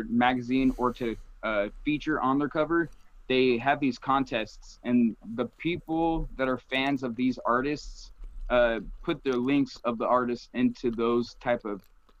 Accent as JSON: {"language": "English", "region": "Arizona", "country": "United States", "tie": "born or raised there", "also_born_or_lived": "Phoenix, Arizona / Colorado", "said": "I was born in Arizona, born and raised"}